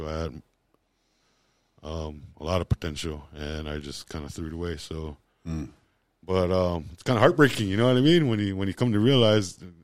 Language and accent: English; Lodge Grass, Montana, United States; I was born and raised in Lodgegrass.